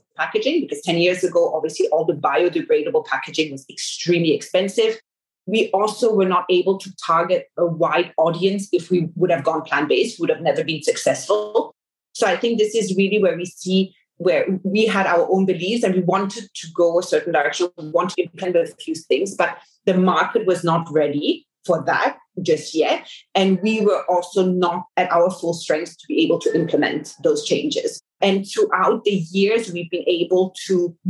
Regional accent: Singapore; I grew up in Asia. This is home for us. My whole family is here. And that's also one of the reasons why we started the company here in Singapore. My parents have been here for over 20 years

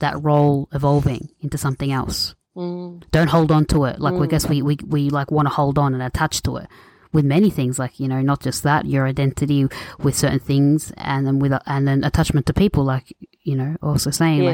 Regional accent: Australia; I'm born and raised in Australia

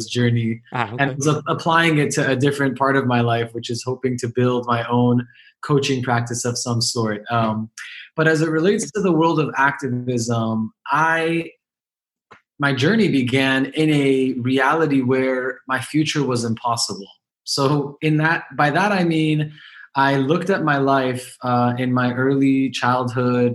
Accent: Los Angeles, California, United States; I was born and raised in Los Angeles, which interestingly is the largest population of Iranian Jews in the world.

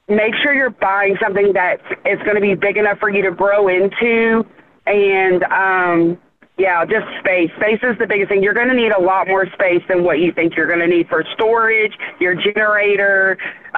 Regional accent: Charlestown, United States; we're from Charlestown

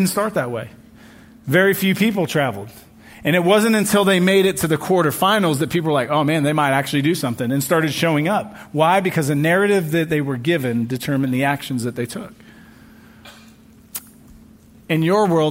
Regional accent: England, United Kingdom; now in United States; My home country, England

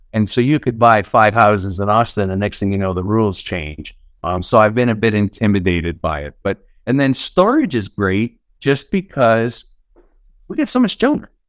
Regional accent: Niagara Falls, Ontario, Canada; I'm from Niagara Falls, Canada, that's where I'm originally from.

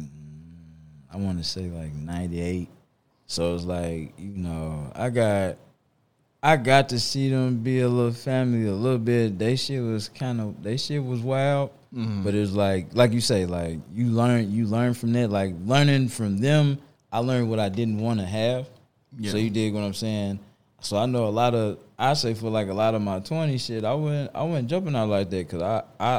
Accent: St. Louis, Missouri, United States; growing up in St. Louis in high school

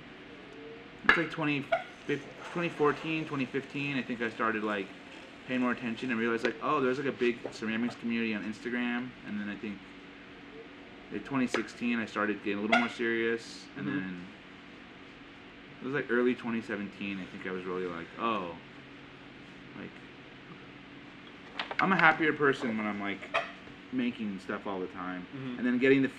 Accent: Southern California, United States; growing up in Southern California

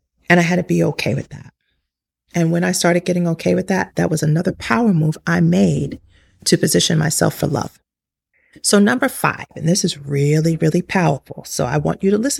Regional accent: New York City, New York, United States; I grew up in New York City

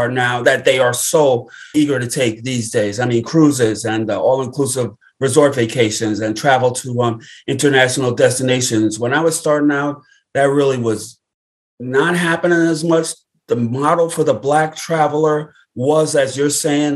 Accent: Brooklyn, New York, United States; Born and raised in Brooklyn, New York, where I live today.

